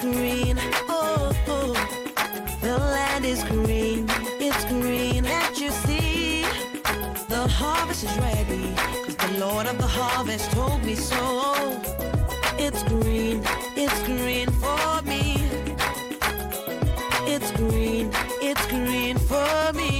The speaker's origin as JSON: {"language": "English", "country": "Nigeria", "said": "as Nigerian youths"}